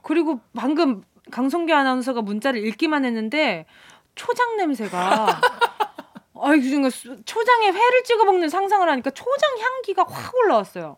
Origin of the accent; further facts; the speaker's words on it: Busan, South Korea; 부산에서 태어났나 아, 봅니다.